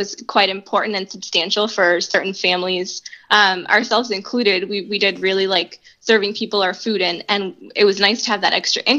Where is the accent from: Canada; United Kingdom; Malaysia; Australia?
Canada; Halifax, Nova Scotia; moved away as an adult; now in Saint John, Canada; coming from outside of St. John, growing up in Halifax, and moving here in 2016